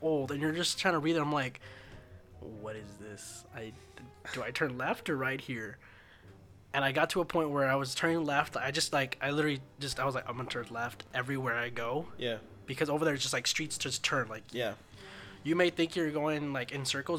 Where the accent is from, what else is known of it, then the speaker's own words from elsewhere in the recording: United States; I'm not Italian, I'm American